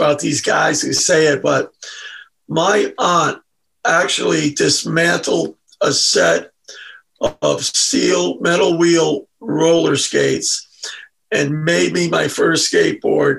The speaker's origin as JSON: {"language": "English", "town": "Newport", "country": "United States", "tie": "born or raised there", "said": "I was born in Newport"}